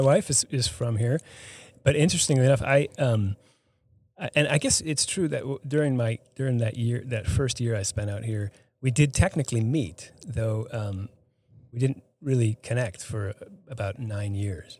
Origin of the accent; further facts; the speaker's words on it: Boston, Massachusetts, United States; moved away as an adult; now in Hardin, Montana, United States; I grew up, I'm not from Hardin. I grew up outside of, outside of Boston